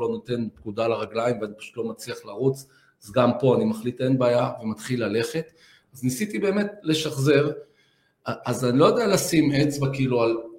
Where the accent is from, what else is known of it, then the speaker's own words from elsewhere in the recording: Petah Tikva, Central District, Israel; גדלתי בבית שכל היום דיבר על ערכים ונתינה ועל חוסן ועל חוזק, אף פעם לא דיברו איתי על ציונים. ואני חושב שהשילוב, הערכים, החוסן שקיבלתי באותו בית ישן בפתח תקווה